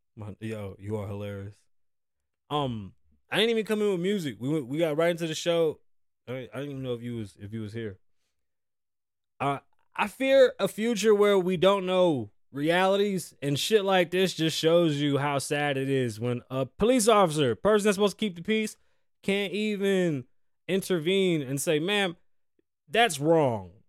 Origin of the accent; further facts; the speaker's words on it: Puerto Rico; moved away; I'm further and further apart from my island and from where I'm from.